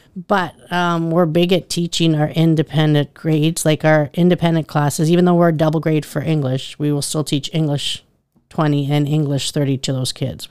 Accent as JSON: {"language": "English", "town": "Richmond", "region": "Saskatchewan", "country": "Canada", "tie": "born or raised there", "also_born_or_lived": "Medicine Hat, Alberta / Watrous, Saskatchewan", "moved": "as an adult", "lives_now": "Eyebrow, Canada", "said": "I'm originally from Richmond, Saskatchewan."}